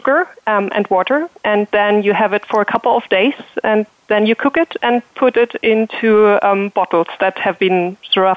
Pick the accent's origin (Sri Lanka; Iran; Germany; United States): Germany; also born or lived in near Mannheim/Speyer, Germany; I'm from Germany. So I'm living next to Mannheim or Speyer, a small village